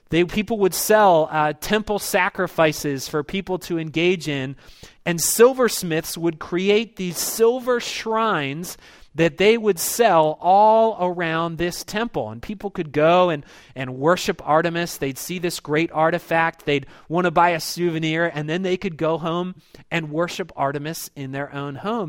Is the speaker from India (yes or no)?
no; Baltimore, Maryland, United States; I was this kid that was born and raised in Baltimore